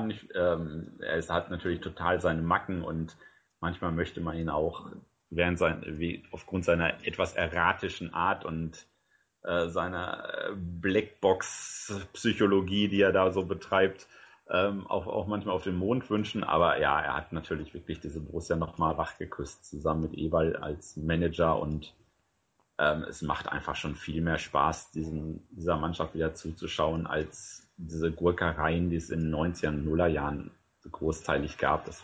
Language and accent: German; Paderborn, North Rhine-Westphalia, Germany; dazu bin ich auch noch in Westfalen aufgewachsen, wo man natürlich auch obrigkeitshörig und vaterhörig ist.